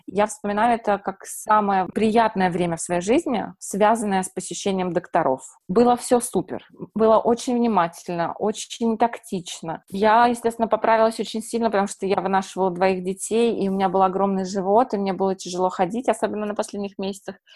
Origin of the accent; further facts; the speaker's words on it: Saint Petersburg, Russia; now in United States; Э, смотрите, я приехала, получается, из Петербурга с диагнозом бесплодия